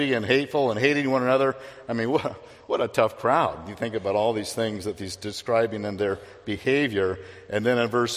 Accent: Phoenix, Arizona, United States; I grew up in Phoenix, I like heat

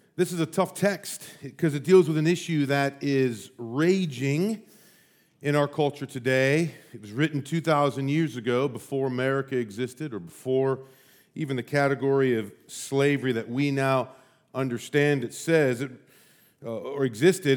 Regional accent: United States; also born or lived in St Andrews, Scotland; I'm an American

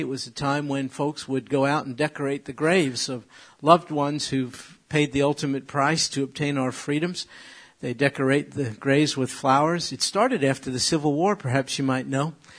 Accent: New York, United States; I'm from New York

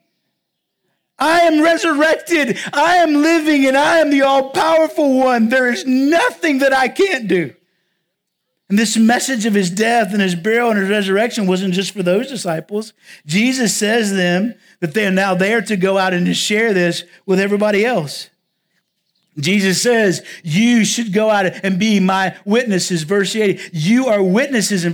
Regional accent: southwest Virginia, United States; also born or lived in Round Rock, Texas; now in La Grange, United States; I'm actually from Virginia. But I'm from the part of Virginia where Virginia, North Carolina, and Tennessee kind of all come together.

